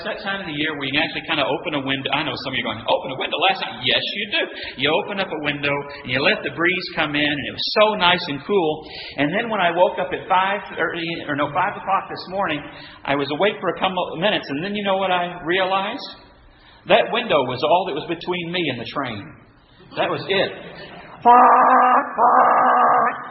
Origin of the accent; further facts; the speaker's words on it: West Texas, United States; where I'm from West Texas, Bramer